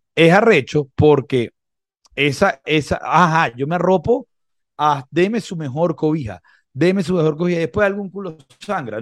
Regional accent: Venezuela; Nosotros como venezolanos

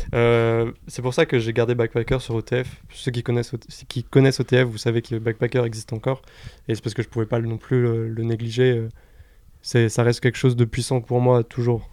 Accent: Orléans, Centre-Val de Loire, France; je viens d'Orléans

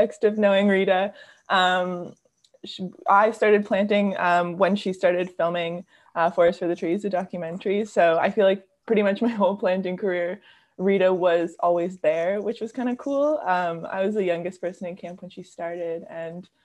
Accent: Toronto, Ontario, Canada; I'm from Toronto. So it was like a city kid

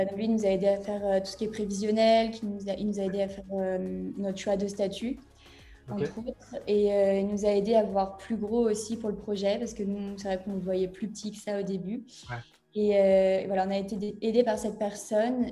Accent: Brittany, France; je suis également bretonne

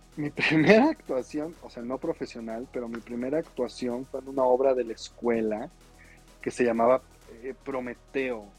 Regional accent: Mexico City, Mexico; yo nací aquí en la Ciudad de México

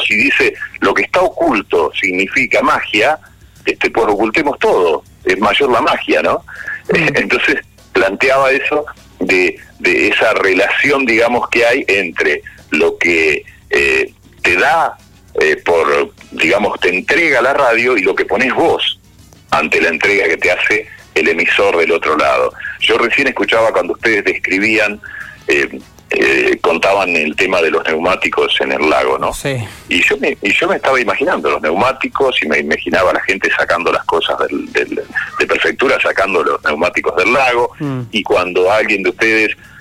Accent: Florentino Ameghino, Buenos Aires Province, Argentina; moved away; en mi pueblo, un pueblo chico de, de en ese momento 5.000, 6.000 habitantes, ahora tendrá 11.000, se llama Florentino Ameguino, como parecido al que está ahí en, Chubut, pero en este caso provincia de Buenos Aires

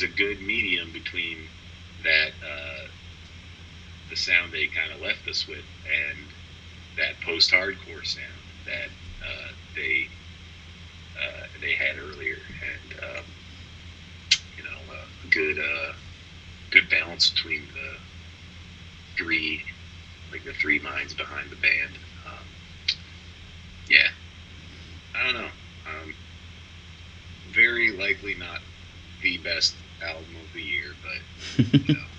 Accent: United States; also born or lived in Ottawa; I'm Canadian American, like, raised in the U.S.

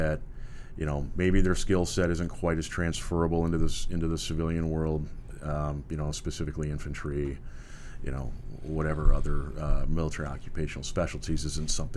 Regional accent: Minnesota, United States; moved away as an adult; also born or lived in Escondido, California; now in California, United States; I'm from Minnesota originally.

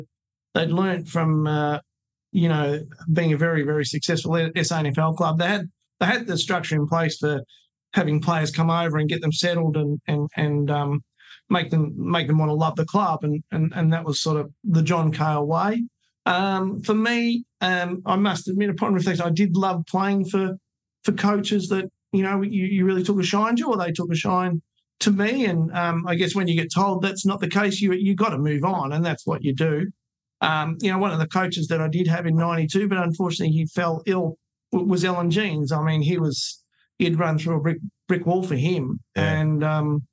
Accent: Wangaratta, Victoria, Australia; growing up in Wangaratta

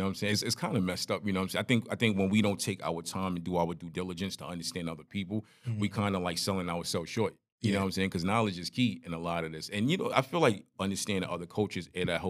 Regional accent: Brooklyn, New York, United States; I grew up in Crown Heights, so I grew up around Jamaican, Trini, Bajan, Haitian, everything.

